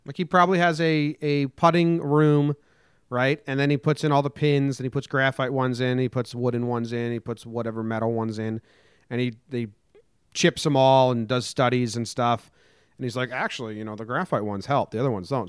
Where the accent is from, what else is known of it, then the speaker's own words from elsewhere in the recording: United States; moved away as an adult; also born or lived in New Jersey / Connecticut / California; I grew up in New Jersey and Connecticut